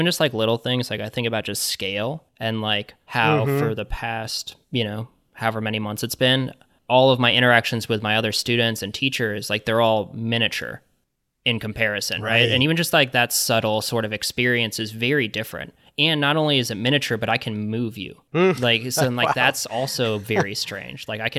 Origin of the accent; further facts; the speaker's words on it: Kansas City, Missouri, United States; So in growing up in Kansas City, I've been going to the Nelson Atkins Museum of Art forever, and that's been like really a place for me.